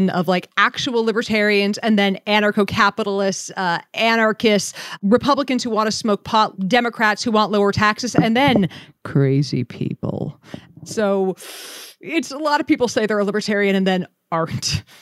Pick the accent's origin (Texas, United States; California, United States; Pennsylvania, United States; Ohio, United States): Pennsylvania, United States; Philadelphia; I come from Philly